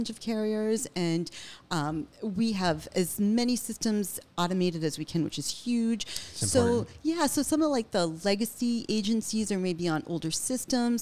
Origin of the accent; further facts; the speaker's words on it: Lynn, Massachusetts, United States; I grew up in Lynn, and I grew up in an immigrant family.